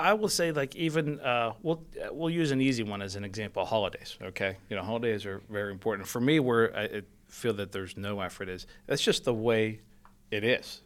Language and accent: English; Penn Hills, Pennsylvania, United States; I grew up in Penn Hills. I'm a Pittsburgher.